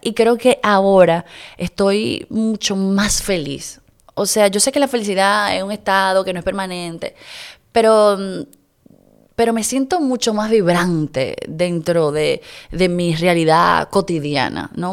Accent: Dominican Republic; yo soy una hija de la República Dominicana

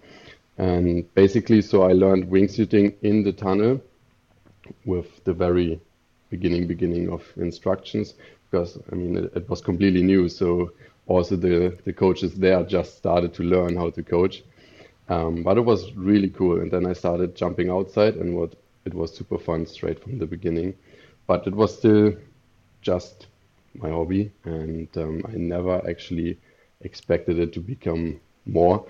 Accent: Germany; moved away as an adult; now in Stockholm, Sweden; I'm from Germany.

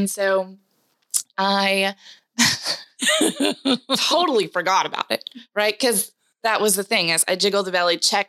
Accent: Mount Juliet, Tennessee, United States; also born or lived in Kentucky; Born and raised here, Middle Tennessee. I grew up in Mount Juliet, which is just 20 miles east of the city.

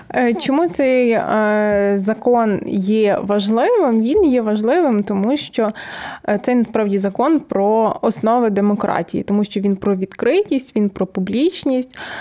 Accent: Chortkiv, Ternopil Oblast, Ukraine; я з Тернопільської області, всі кажуть, а звідки ти? Я кажу, з Чорткова

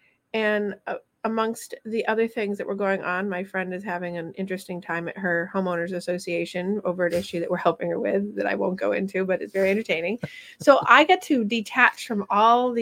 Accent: Vermont, United States; moved away; I'm going to my hometown

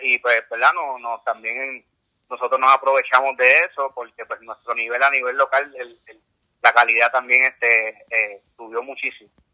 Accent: San Juan, Puerto Rico; yo me crié aquí en San Juan

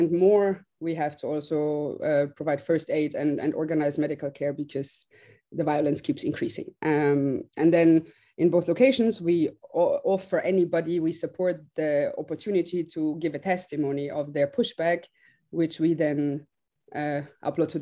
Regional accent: Austria; moved away as an adult; I am from Austria

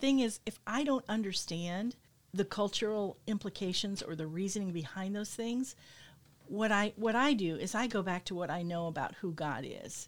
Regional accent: United States; both as an American and as a woman

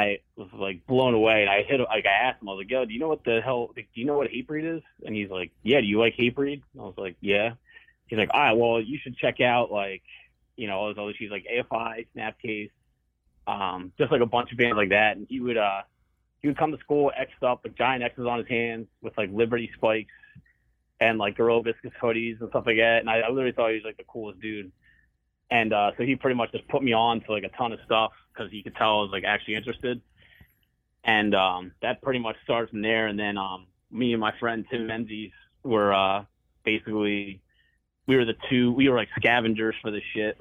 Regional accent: Philadelphia suburbs, Pennsylvania, United States; also born or lived in Doylestown; now in Philadelphia, United States; I grew up in Northeast Philly until I was like 4, I guess. I was born and lived there for a while, and then I moved all around the burbs pretty much my whole life

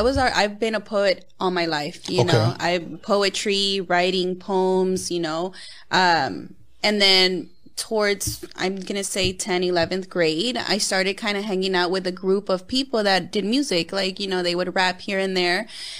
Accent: West Coast, United States; Come on, I'm from the West Coast. I have to represent.

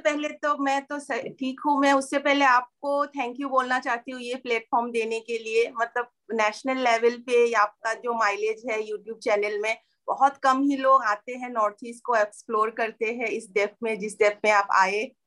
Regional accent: Tezpur, Assam, India; moved away; तेजपुर जब मैं पैदा हुई थी एटीज में काफी छोटा सा शहर टाउन था

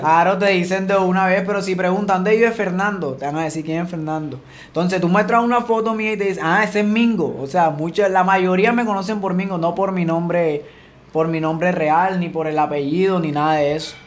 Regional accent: Sabanalarga, Atlántico, Colombia; also born or lived in Venezuela / Cartagena, Colombia; Ya de Cartagena ahí comenzamos a crecer, a crecer. Cuando ya teníamos como, como 7, 8 años, nos vinimos aquí a Sabana

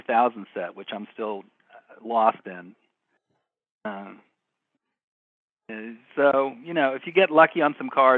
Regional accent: Cincinnati, Ohio, United States; I grew up in Cincinnati and used to go to the Riverfront Stadium

